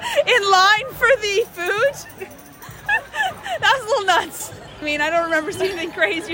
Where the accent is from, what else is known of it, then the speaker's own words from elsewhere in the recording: Pennsylvania, United States; now in Delaware, United States; I'm from Delaware. Well, originally Pennsylvania, but I live in Delaware.